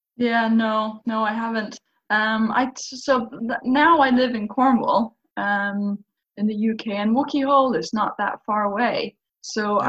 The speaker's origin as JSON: {"language": "English", "country": "Faroe Islands", "tie": "born or raised there", "said": "I literally grew up by the cliffs of the Faroe Islands"}